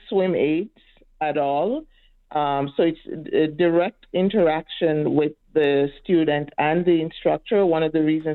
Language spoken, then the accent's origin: English; Jamaica; now in Edmonton, Canada; I'm from Jamaica and we are surrounded by water